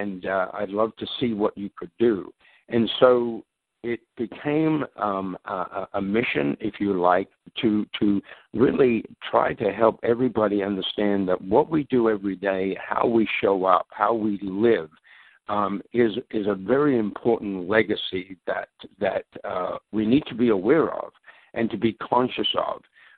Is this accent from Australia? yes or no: yes; Australia; moved away as an adult; also born or lived in London, England; now in Minnesota, United States; actually born in London, England, but my parents emigrated to Australia when I was 9 years of age, so I grew up in Australia.